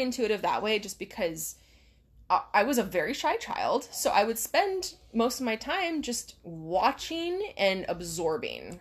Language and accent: English; Hawaii, United States; we're from Hawaii.